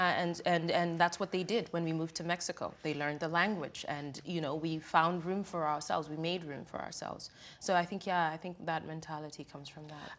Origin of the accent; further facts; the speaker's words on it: Kenya; now in United States; growing up in Kenya